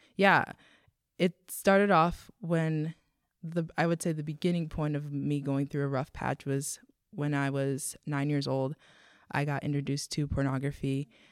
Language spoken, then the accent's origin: English; Texas, United States; I grew up in Texas